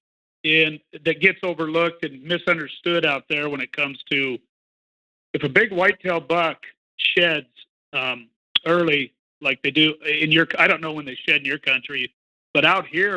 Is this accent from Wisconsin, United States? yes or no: no; Idaho, United States; also born or lived in Montana; Born and raised in Idaho, pretty much lived Idaho and Montana my whole life